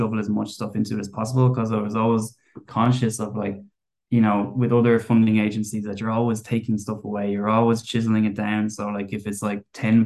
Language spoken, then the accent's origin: English; Wicklow, Leinster, Ireland; I'm from Wicklow